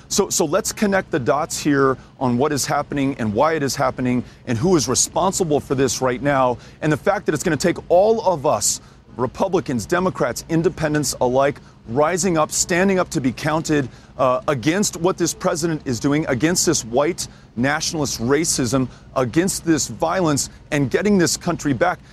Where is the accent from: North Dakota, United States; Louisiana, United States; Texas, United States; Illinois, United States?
Texas, United States; El Paso; my hometown of El Paso